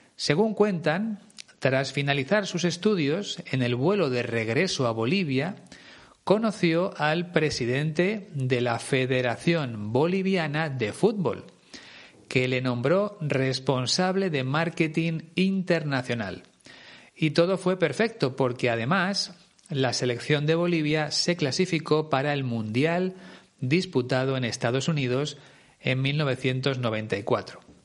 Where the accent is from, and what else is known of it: Spain